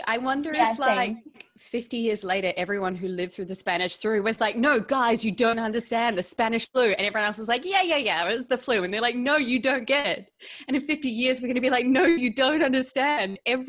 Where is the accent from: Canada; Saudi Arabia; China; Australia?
Australia; Melbourne, Victoria; also born or lived in New Zealand; No, I am an actress from Melbourne.